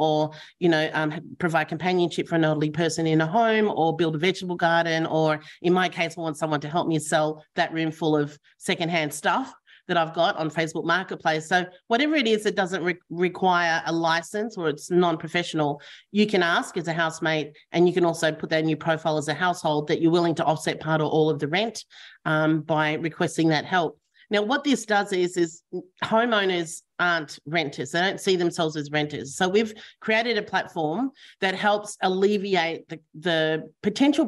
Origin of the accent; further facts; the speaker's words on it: Victoria, Australia; I'm from Victoria